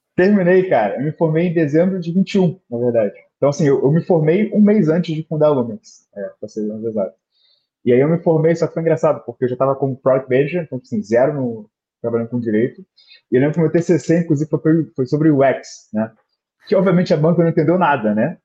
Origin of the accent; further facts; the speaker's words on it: Rio de Janeiro, Brazil; eu sou do Rio de Janeiro, né? Hoje em dia eu moro em Botafogo, mas morei quase na vida inteira em Bangu, né, no subúrbio do Rio